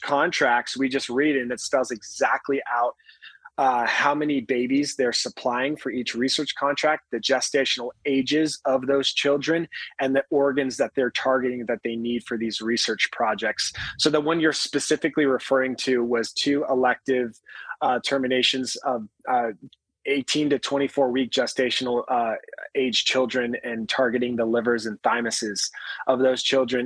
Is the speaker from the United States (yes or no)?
yes; Upland, California, United States; I grew up in a little town called Upland, California, about an hour east of Los Angeles